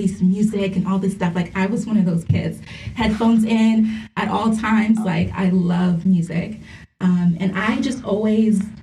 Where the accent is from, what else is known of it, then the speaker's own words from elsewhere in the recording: Brampton, Ontario, Canada; I went to a high school in Brampton that had a regional arts program.